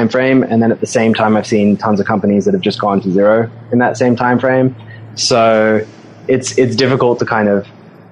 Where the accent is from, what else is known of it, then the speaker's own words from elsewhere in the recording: Sydney, New South Wales, Australia; accent: Aussie twang; moved away as an adult; now in New York, United States; I'm originally from Sydney. I grew up in the North Shore there. Stayed in Sydney till I was about 24.